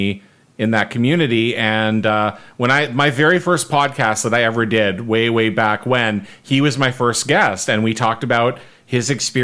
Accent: Winnipeg, Manitoba, Canada; growing up in suburban Winnipeg.

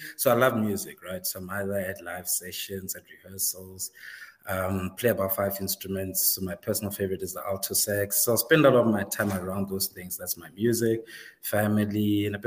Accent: Seshego, Limpopo, South Africa; I grew up in the north, beyond the wall there, Limpopo. Grew up in a small township.

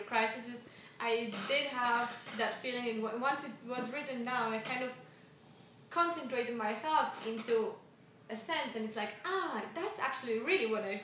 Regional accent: Italian part of Switzerland, Ticino, Switzerland; born or raised there; first language Swiss German; English is a second language

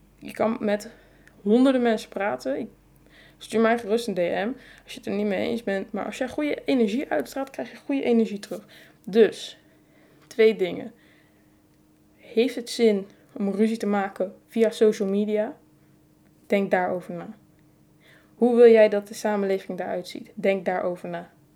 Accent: Netherlands; als Nederlanders

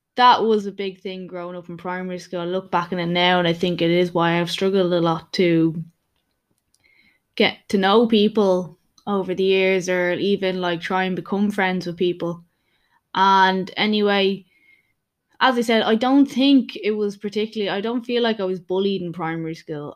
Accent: Dublin, Leinster, Ireland; I am from Dublin, Ireland

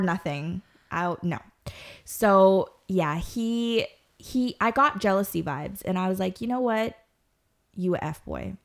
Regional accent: Guyana; I myself am Guyanese

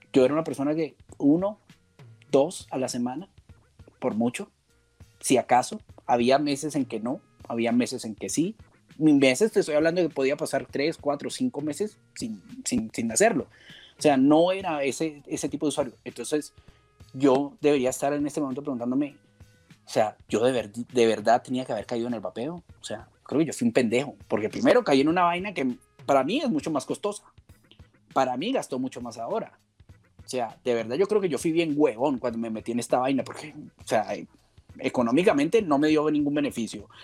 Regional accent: Colombia; en Colombia, en mi país

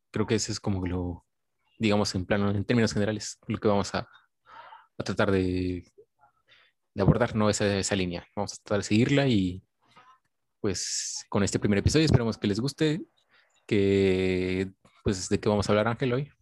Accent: Coatepec, Veracruz, Mexico; yo soy de pues de Coatepec, de un lugar donde no había cine

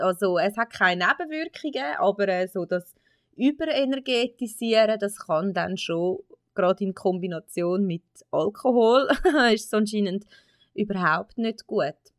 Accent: Switzerland; bei uns in der Schweiz

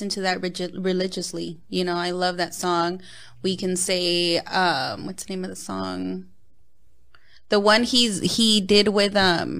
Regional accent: West Coast, United States; Come on, I'm from the West Coast. I have to represent.

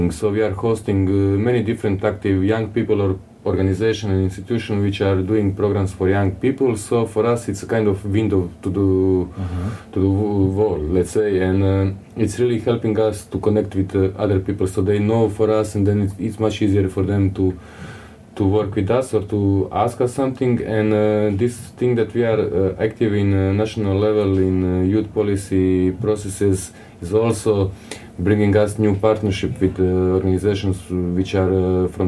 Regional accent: Croatia

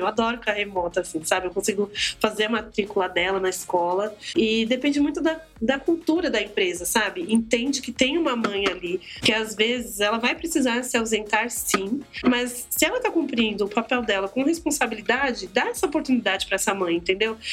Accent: São Paulo, Brazil; moved away as an adult; now in Guarulhos, Brazil; eu sou do Capão Redondo, hoje eu moro em Guarulhos, mas eu sou do Capão Redondo, gente. Então, assim, eu morei lá até os 23 anos

